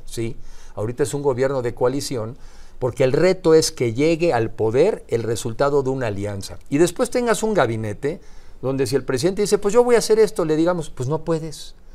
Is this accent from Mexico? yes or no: yes; Mexico; como mexicanos